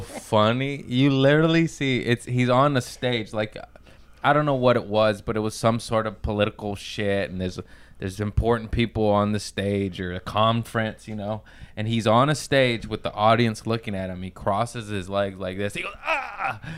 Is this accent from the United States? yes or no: yes; Torrance, California, United States; I grew up in Torrance